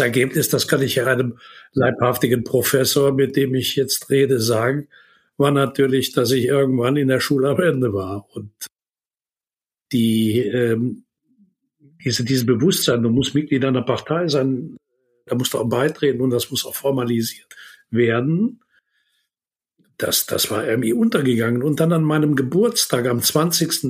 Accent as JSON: {"language": "German", "town": "Würselen", "region": "North Rhine-Westphalia", "country": "Germany", "tie": "born or raised there", "said": "die Aula des Gymnasiums das ich besucht habe in meiner Heimatstadt in Würselen"}